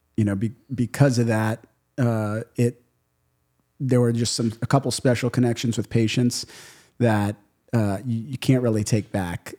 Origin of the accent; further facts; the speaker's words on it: New Orleans, Louisiana, United States; also born or lived in Miami Beach / Miami / Grand Cayman; I grew up in New Orleans.